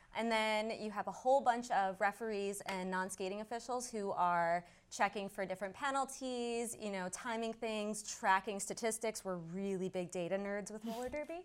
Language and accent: English; northeastern Connecticut, United States; also born or lived in Billerica, Massachusetts; now in Somerville, United States; I am originally from uh, northeastern Connecticut